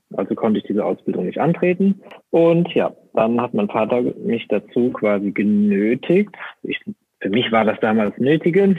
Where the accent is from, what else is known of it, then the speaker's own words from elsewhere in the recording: Rhineland-Palatinate, Germany; ich komme aus äh, Rheinland-Pfalz